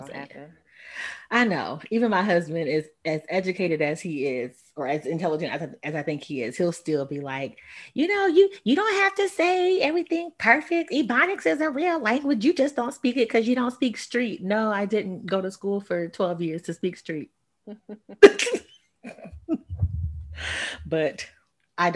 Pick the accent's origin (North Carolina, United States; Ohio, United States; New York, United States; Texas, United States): Texas, United States; I say y'all because I'm from Texas and y'all is a Texas slang